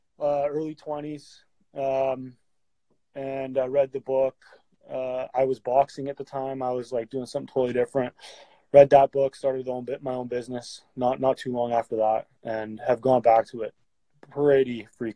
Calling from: Calgary, Alberta, Canada; I'm coming from Calgary, Alberta.

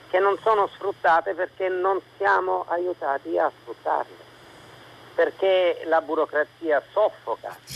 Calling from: Catania, Sicily, Italy; Siamo da Catania.

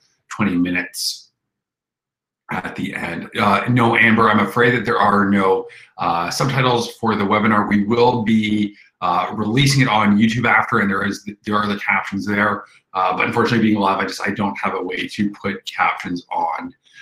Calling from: Toronto, Ontario, Canada; I'm coming in from Toronto, Canada.

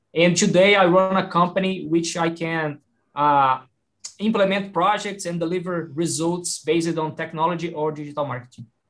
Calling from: Belo Horizonte, Minas Gerais, Brazil; I'm calling, I'm speaking from Belo Horizonte here in Brazil, the same city from Rafael

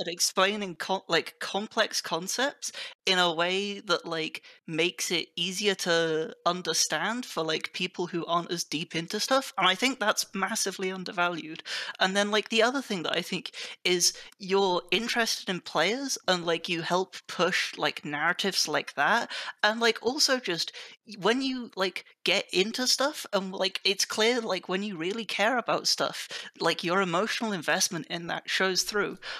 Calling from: Oxford, South East England, United Kingdom; I am calling from, uh, Oxford United Kingdom.

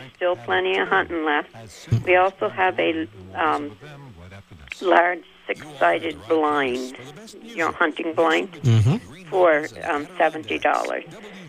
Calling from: Bakersfield, California, United States; … from Bakersfield.

